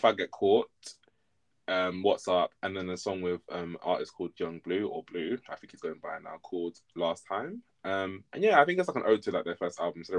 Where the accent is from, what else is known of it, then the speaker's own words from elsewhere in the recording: United Kingdom; we're British as well